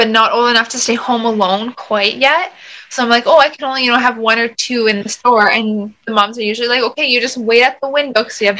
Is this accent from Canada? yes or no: yes; Thunder Bay, Ontario, Canada; moved away as an adult; now in Alberta, Canada; I grew up in Thunder Bay, Ontario